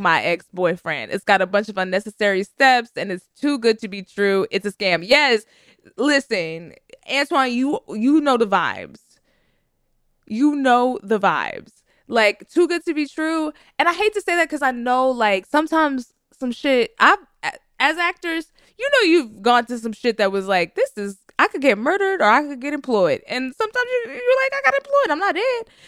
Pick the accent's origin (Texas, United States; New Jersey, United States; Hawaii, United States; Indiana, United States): Texas, United States; I am from Texas. I know Beaumont.